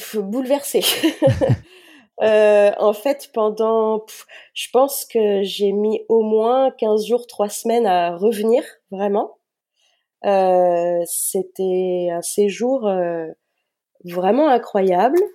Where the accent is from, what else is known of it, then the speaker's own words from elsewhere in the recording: Nantes, Pays de la Loire, France; Je suis nantaise, euh, je vis toujours dans la région nantaise. J'ai eu l'occasion de vadrouiller euh, à certaines périodes de ma vie, mais je suis revenue euh, dans ma région natale